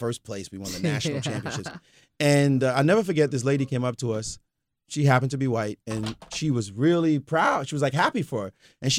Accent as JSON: {"language": "English", "town": "Brooklyn", "region": "New York", "country": "United States", "said": "I just go. I'm from Brooklyn. I just want to beat you down."}